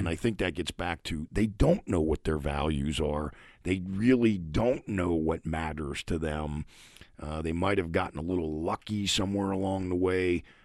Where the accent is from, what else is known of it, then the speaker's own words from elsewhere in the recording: Pittsburgh, Pennsylvania, United States; I'm originally from Pittsburgh